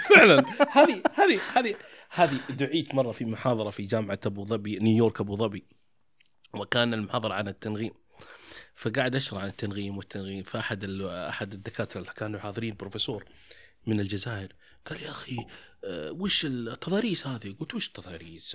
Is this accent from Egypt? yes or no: no; Taif, Makkah Province, Saudi Arabia; عندنا احنا انا من الطائف